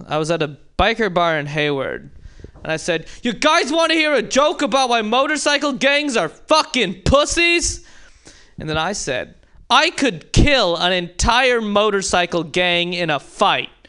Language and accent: English; India; no, but when people do find out I'm Indian, they're often like, oh, you're Indian?